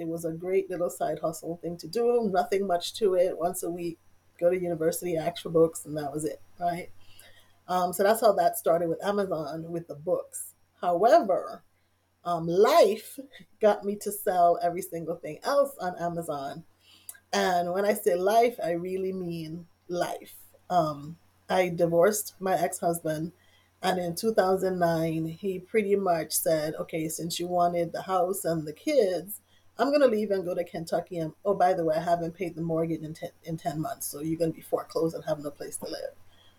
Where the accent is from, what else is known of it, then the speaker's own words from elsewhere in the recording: U.S. Virgin Islands; I'm originally from the Virgin Islands.